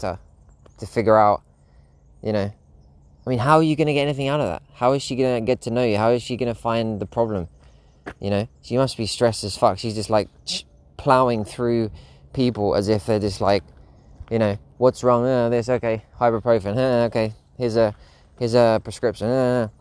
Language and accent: English; Spain; my local doctor in Spain, in my hometown